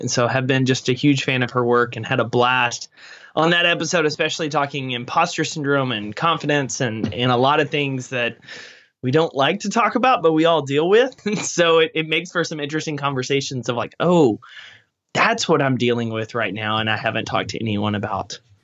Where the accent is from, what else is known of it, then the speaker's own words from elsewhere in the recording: East Texas, United States; I grew up in East Texas